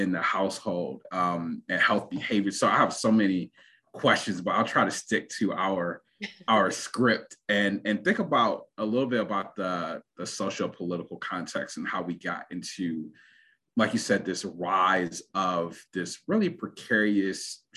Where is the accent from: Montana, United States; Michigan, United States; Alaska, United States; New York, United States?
Michigan, United States; Detroit; growing up in Detroit, which has a lot of labor